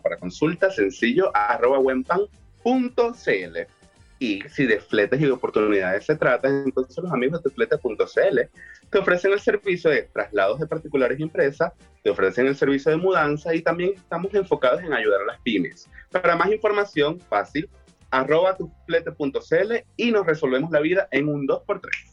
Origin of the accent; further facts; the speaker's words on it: Maracaibo, Zulia, Venezuela; yo soy de Maracaibo, en Venezuela